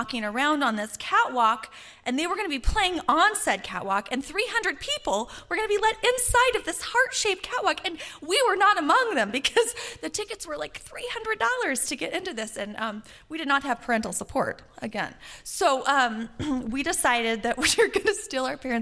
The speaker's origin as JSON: {"language": "English", "town": "Calgary", "region": "Alberta", "country": "Canada", "said": "I'm from Calgary, Alberta"}